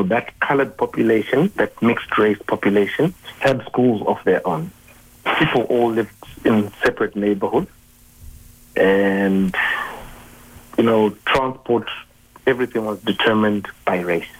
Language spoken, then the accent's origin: English; Zimbabwe; now in South Africa; I was born in June 1980, which was 2 months after Zimbabwe won its independence